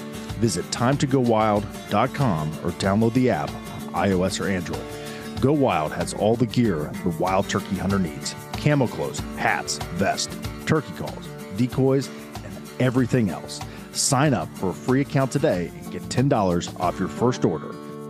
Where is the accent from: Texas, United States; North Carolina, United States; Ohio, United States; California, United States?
Ohio, United States; That's when I'm going to be hunting turkeys in my home state of Ohio.